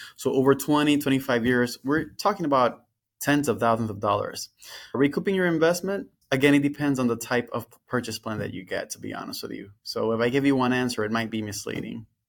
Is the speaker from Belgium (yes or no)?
no; Dominican Republic; moved away as an adult; now in Florida, United States; I went to a private school in my home country, the Dominican Republic